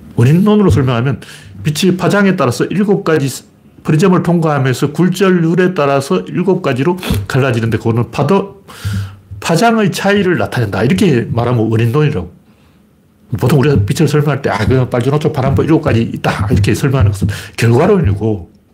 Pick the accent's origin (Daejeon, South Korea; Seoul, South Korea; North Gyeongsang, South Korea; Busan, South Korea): North Gyeongsang, South Korea; Gyeongju; moved away; 제가 태어난 동네가 옛날 그 경주 신라